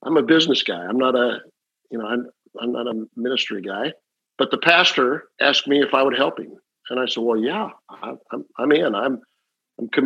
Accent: Omaha, Nebraska, United States; moved away as an adult; also born or lived in Oklahoma City, Oklahoma / Amarillo, Texas; I grew up in Omaha, Nebraska.

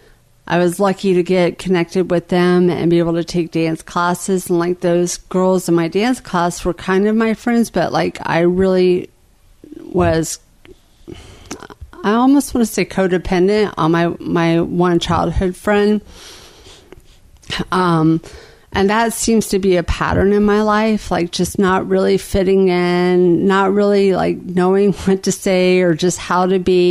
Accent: Jacksonville, Florida, United States; also born or lived in Lawton, Oklahoma; I was going into third grade when we moved to Jacksonville, Florida

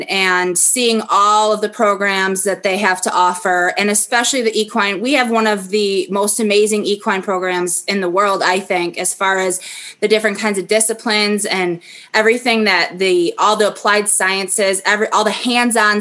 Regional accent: Bliss, New York, United States; also born or lived in Buffalo, New York; My family moved. We used to live in near Buffalo, New York. We moved from Buffalo to a little town called Bliss, New York

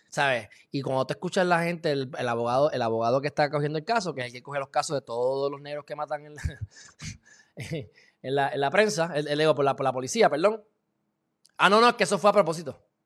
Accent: Puerto Rico; Yo soy alemán, portugués, puertorriqueño

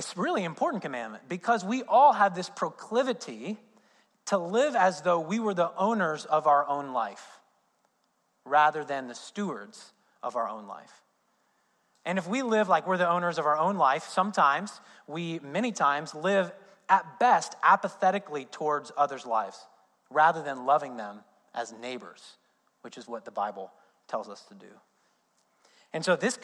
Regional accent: Indiana, United States; moved away; I'm from Indiana, so basketball is a big thing in Indiana. I grew up as an IU fan

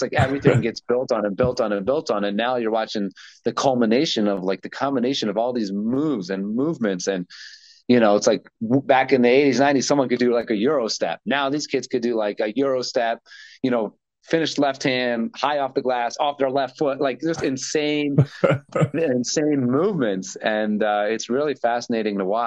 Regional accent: United States; moved away; when we were growing up in America

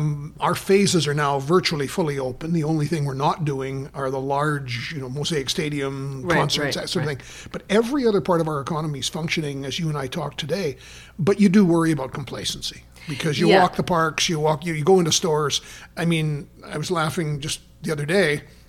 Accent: Toronto, Ontario, Canada; accent: Toronto; sorry, but that's my Toronto accent.

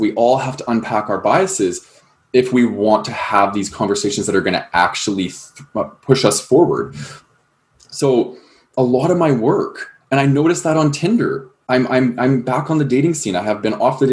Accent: Calgary, Alberta, Canada; I grew up in Calgary, Alberta

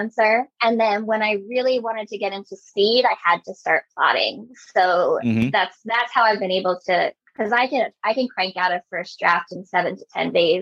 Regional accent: New York, United States; I grew up in New York

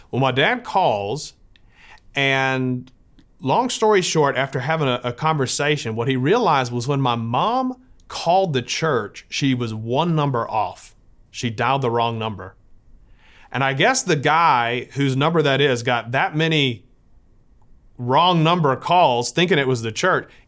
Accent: San Diego, California, United States; born there; I was born in San Diego at the Naval Hospital there.

